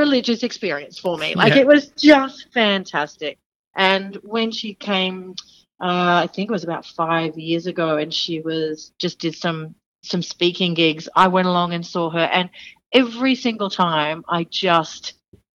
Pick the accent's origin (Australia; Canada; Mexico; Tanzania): Australia; accent: Aussie; they saw me with my Aussie accent